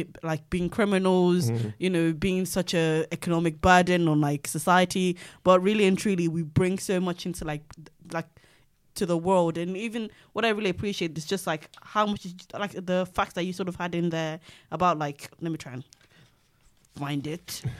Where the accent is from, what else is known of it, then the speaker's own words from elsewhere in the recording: Nigeria; so I'm still a Nigerian citizen, but I have a an indefinite leave to remain.